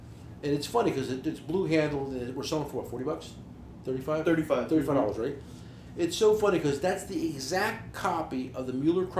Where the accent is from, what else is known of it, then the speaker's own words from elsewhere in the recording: New Jersey, United States; We're from New Jersey.